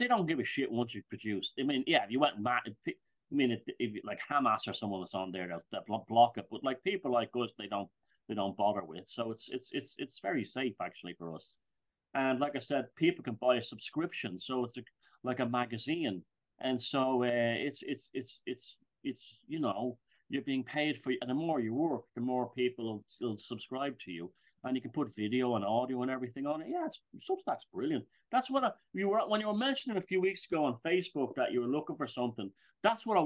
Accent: Ireland; I'm Irish, I'm European.

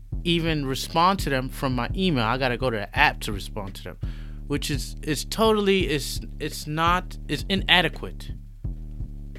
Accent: New York City, New York, United States; moved away as an adult; now in Shanghai, China; I'm a New Yorker. I'm from New York City.

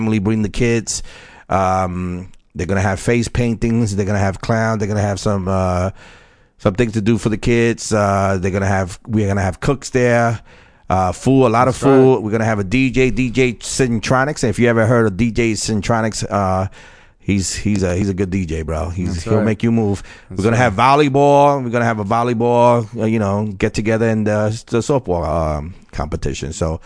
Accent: New York City, New York, United States; the Rockaways. That's my hometown, Far Rock.

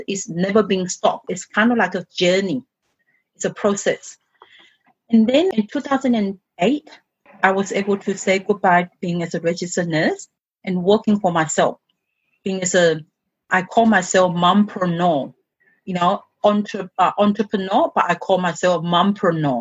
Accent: China; English is a second language; moved away as an adult; in my culture, I'm coming from China

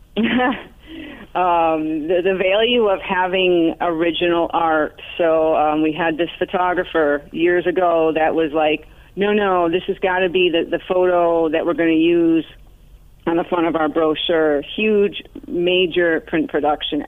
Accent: Arcade, New York, United States; now in South Florida, United States; A very small town outside of Buffalo, New York, called Arcade, like the video game

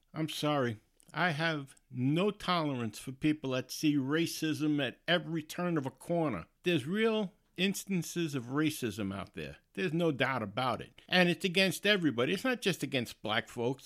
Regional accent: United States; I'm American, and I'm proud of it

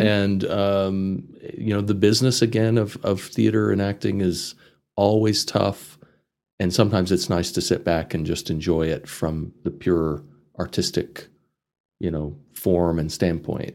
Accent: Amarillo, Texas, United States; moved away as an adult; also born or lived in Chicago; I grew up in this area. I was born in Amarillo

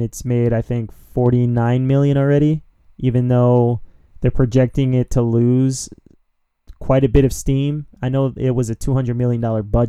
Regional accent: Philadelphia, Pennsylvania, United States; moved away; When I used to live in my hometown of Philadelphia, shout-outs to Philly

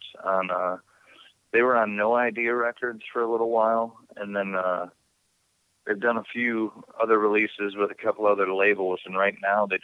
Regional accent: Midwest, United States; accent: Midwest; moved away as an adult; now in Pacific Northwest, United States; when they hear me talk out here, they can tell that I'm from the Midwest because of the way I say certain words

